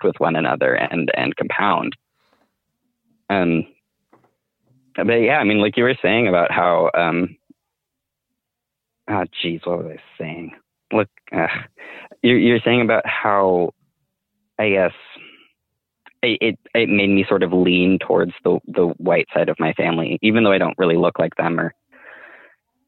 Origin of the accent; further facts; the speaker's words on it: United States; I have Mexican ancestral heritage, right? But I grew up in the US